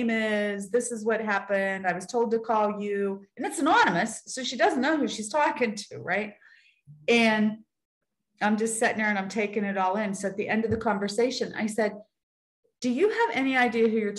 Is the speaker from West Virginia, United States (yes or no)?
yes; Weirton, West Virginia, United States; I'm from Weirton, West Virginia